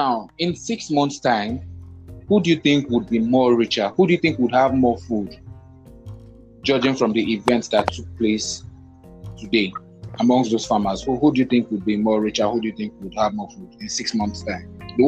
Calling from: Lagos, Nigeria; I am podcasting from Lagos.

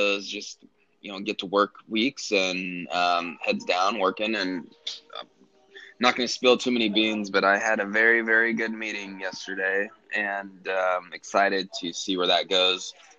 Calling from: Queens, New York, United States; Yeah, I'm in New York. I'm actually in Queens area of New York, so doing well.

